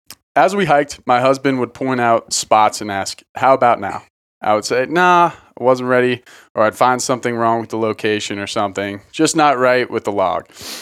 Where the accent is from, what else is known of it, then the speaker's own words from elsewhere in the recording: Philadelphia, Pennsylvania, United States; I grew up in Philly and never dropped trow, anywhere but in the privacy of a bathroom.